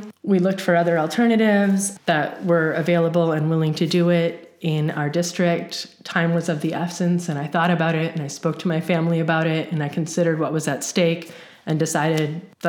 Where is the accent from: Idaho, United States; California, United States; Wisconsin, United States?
Wisconsin, United States; Kewaskum; moved away as an adult; also born or lived in Milwaukee, Wisconsin; now in Champaign-Urbana, United States; So I grew up in a really small town in rural Wisconsin called Kewaskum, a very small population, under 3,000 people.